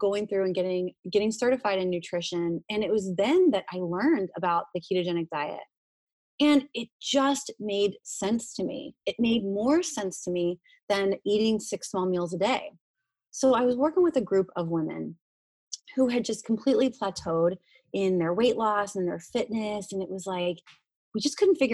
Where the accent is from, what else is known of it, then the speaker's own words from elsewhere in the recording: Hershey, Pennsylvania, United States; moved away; I'm originally from Hershey, Pennsylvania, where they manufacture chocolate